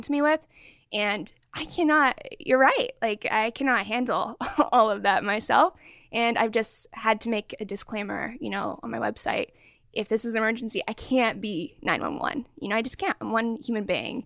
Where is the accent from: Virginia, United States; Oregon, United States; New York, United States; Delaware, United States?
Oregon, United States; Portland; also born or lived in Sacramento; now in Bay Area, United States; I grew up in Portland, Oregon, okay. and then came over to Sacramento, and now in the Bay Area